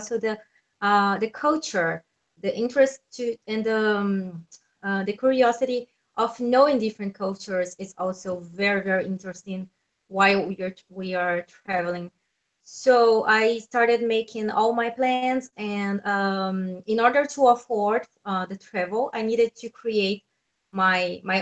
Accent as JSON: {"language": "English", "country": "Brazil", "moved": "as an adult", "said": "I'm from Brazil."}